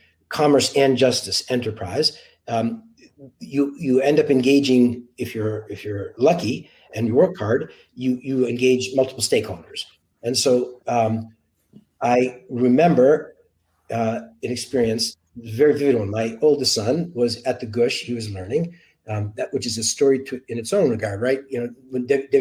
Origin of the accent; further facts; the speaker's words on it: Boston, Massachusetts, United States; I grew up in Boston